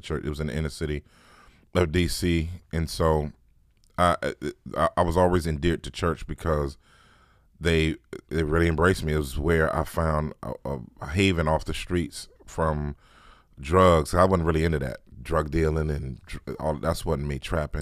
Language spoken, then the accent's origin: English; Washington, District of Columbia, United States; born and bred in Washington, D C. Uh, really actual Washington, D C, not like Maryland or Virginia